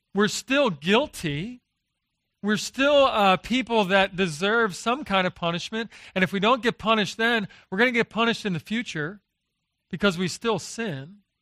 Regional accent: Philadelphia, Pennsylvania, United States; moved away as an adult; now in Texas, United States; I grew up in Philadelphia, uh, but I married a, uh, a Texan

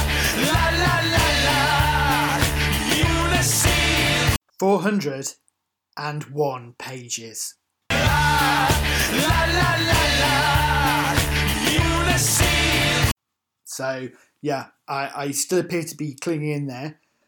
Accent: United Kingdom; accent: British; you can tell from my accent that I'm British

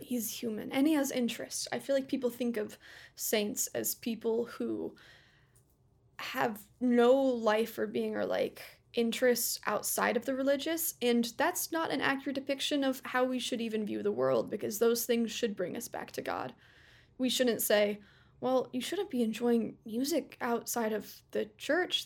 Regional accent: United States; I'm American

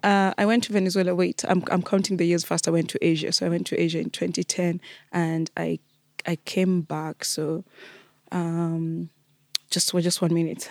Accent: Kenya; moved away as an adult

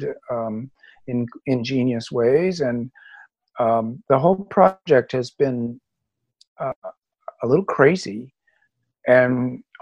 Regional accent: Orange County, California, United States; As a Californian, I'm proud of California

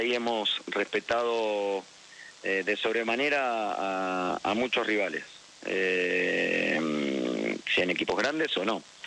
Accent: Argentina; como argentino festejé

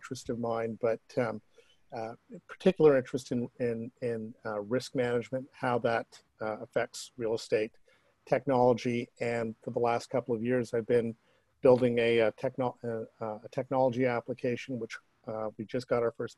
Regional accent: Toronto, Ontario, Canada; growing up in Toronto

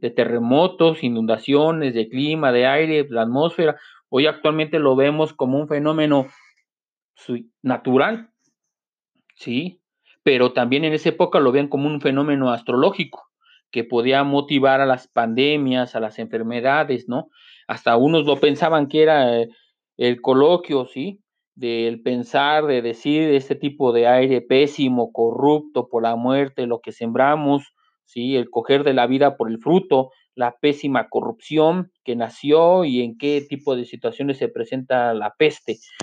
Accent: Mexico; nosotros como mexicanos

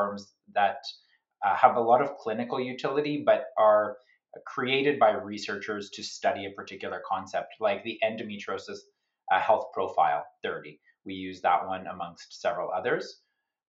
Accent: Canada; also born or lived in Sydney, Australia; I'm a Canadian

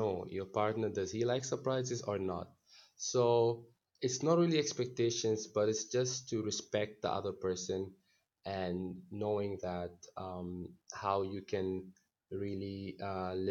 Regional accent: Northern Sudan, Sudan; also born or lived in India; now in New Delhi, India; I am from Sudan, from North Sudan

